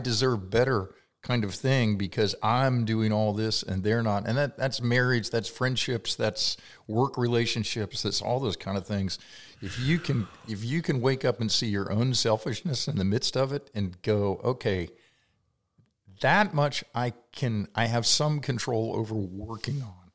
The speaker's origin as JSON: {"language": "English", "region": "Kentucky", "country": "United States", "also_born_or_lived": "Ohio", "moved": "as an adult", "said": "I was from Kentucky"}